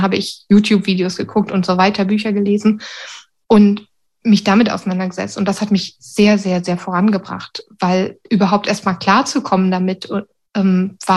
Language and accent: German; Sweden; dann wollte ich zurück nach Schweden, sozusagen in meine Heimat, in Anführungsstrichen